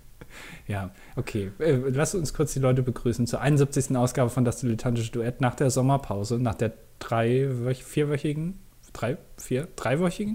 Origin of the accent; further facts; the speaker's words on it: Germany; als Deutscher